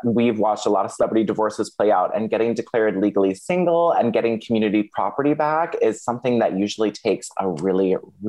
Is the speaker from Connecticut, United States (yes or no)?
yes; Connecticut, United States; my hometown of Connecticut.